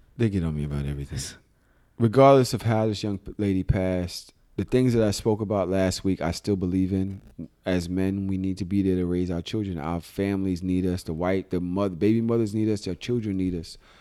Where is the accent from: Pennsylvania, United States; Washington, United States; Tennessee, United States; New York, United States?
New York, United States; New York City; I'm a Pisces from Brooklyn.